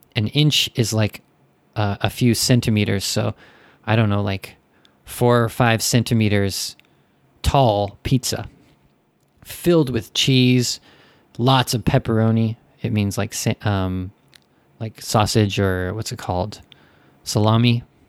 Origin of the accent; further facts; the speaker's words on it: the West, United States; moved away; I'm American